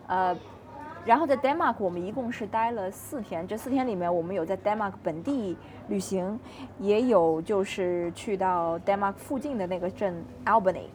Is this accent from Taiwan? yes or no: no; China; now in Australia; 我们中国人不讲究这个饮料嘛